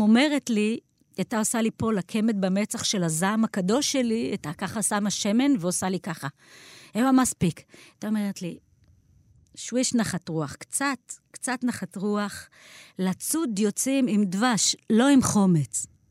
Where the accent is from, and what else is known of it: Beersheba, Southern District, Israel; born or raised there